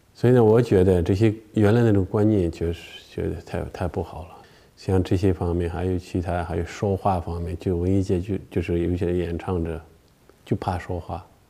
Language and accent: Chinese; China; moved away; 我们中国的